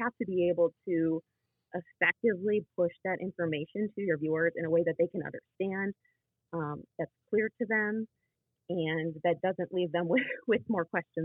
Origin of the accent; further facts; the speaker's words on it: Rochester, Michigan, United States; moved away as an adult; now in West Michigan (Lake Michigan shore), United States; when I was living on the east side in the Metro Detroit area growing up in Rochester